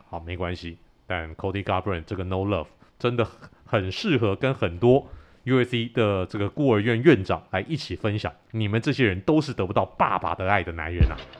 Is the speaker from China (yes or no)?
no; Taiwan; 我们很有创意的台湾拳迷